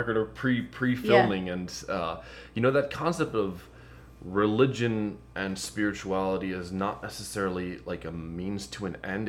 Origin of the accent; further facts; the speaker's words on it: Lamont, United States; I lived in Lamont and I grew up in Lamont. I got, you know, went to grade school, high school in Lamont, and I've lived here.